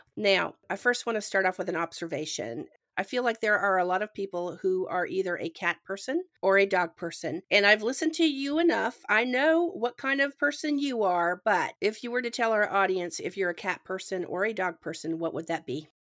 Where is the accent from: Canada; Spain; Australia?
Canada; Ontario; now in Georgia, United States; I'm from Canada originally and I live in Georgia